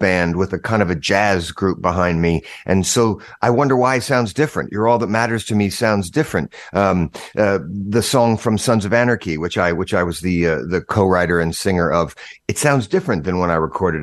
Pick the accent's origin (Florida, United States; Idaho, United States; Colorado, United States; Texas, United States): Idaho, United States; Boise; my hometown in Boise, Idaho